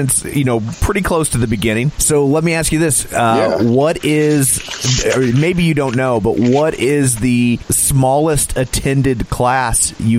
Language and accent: English; Midwest, United States; We're from the Midwest.